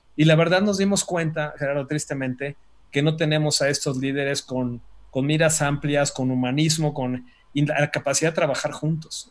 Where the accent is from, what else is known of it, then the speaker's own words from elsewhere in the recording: Mexico; como mexicanos